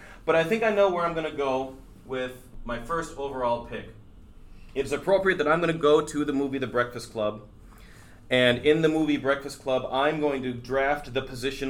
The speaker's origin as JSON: {"language": "English", "town": "Houston", "region": "Minnesota", "country": "United States", "tie": "born or raised there", "said": "And then finally, like, you know, I found that home and I was growing up in Houston, Minnesota."}